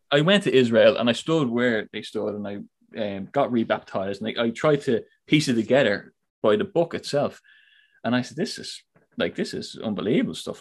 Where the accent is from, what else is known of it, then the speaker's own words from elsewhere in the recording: Ireland; I come from Ireland, so big heavy Catholic um, background there